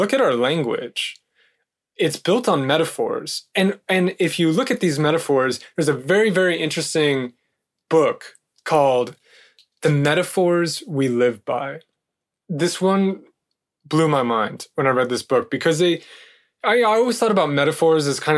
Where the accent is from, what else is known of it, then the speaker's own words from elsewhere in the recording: California, United States; I'm from California.